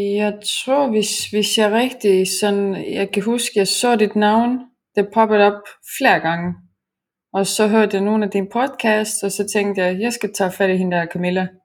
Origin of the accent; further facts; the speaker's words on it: Estonia; now in Denmark; jeg kommer oprindeligt fra Estland